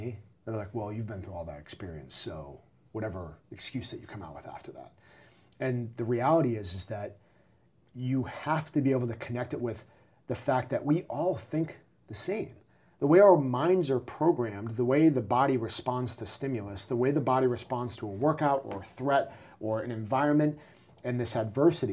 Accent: New England, United States; I'm from New England

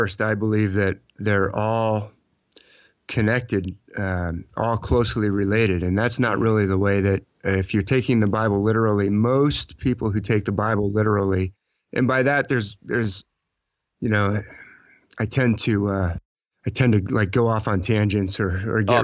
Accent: California, United States; I'm talking to you from California. That's actually my home state where I was born, but I was in the Army for a little while and traveled all over the U.S.

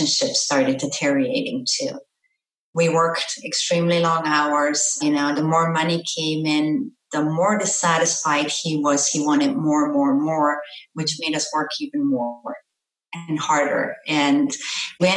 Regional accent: Austria; moved away as an adult; also born or lived in Florida; now in South Florida, United States; I was born and raised in Austria

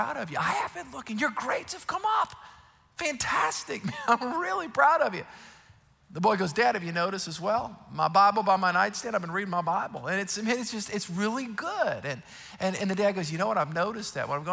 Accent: South Louisiana, United States; I grew up in South Louisiana

